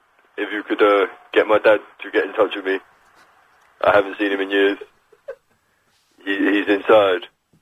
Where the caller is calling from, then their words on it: London, United Kingdom; I'm calling from Sutton in South London.